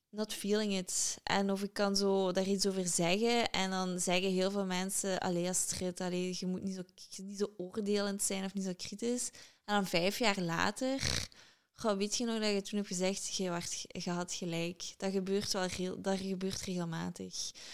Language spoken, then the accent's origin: Dutch; Limburg, Flanders, Belgium; moved away as an adult; also born or lived in London, United Kingdom; Uiteraard ben ik van Limburg.